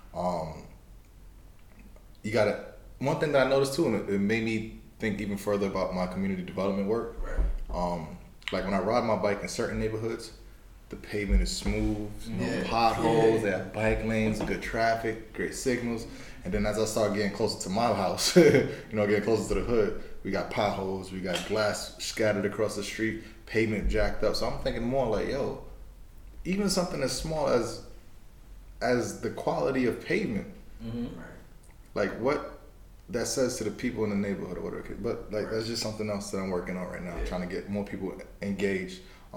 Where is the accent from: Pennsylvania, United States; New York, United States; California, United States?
New York, United States; New York City; I'm from Brooklyn